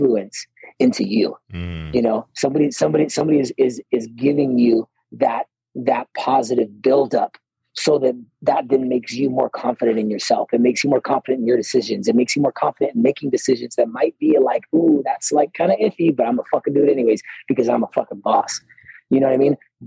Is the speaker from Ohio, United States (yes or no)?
yes; Ohio, United States; moved away as an adult; also born or lived in California / North Carolina; growing up in Ohio, it's not really the woods, but, you know, it's flat land